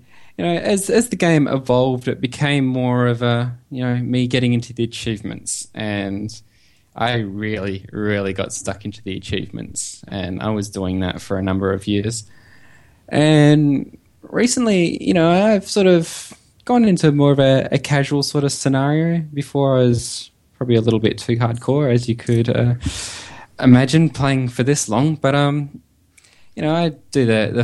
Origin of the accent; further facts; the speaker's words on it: Perth, Western Australia, Australia; being in Australia, as you probably have guessed by my accent. I am in Western Australia, a nice little city called Perth.